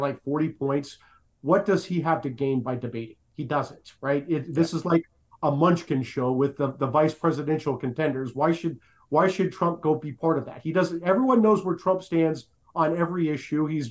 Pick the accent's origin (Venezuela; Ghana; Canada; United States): United States; Iowa; I'm from Iowa